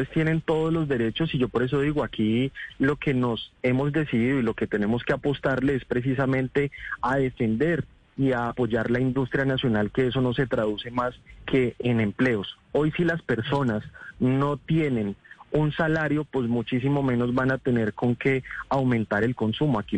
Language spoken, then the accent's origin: Spanish; Colombia